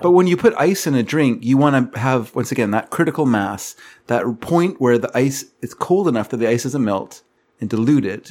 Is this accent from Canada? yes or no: yes; Canada; I'm Canadian